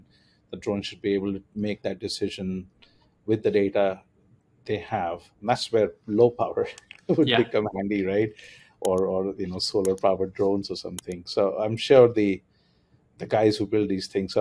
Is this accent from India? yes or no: yes; India; moved away as an adult; also born or lived in Germany; I grew up in India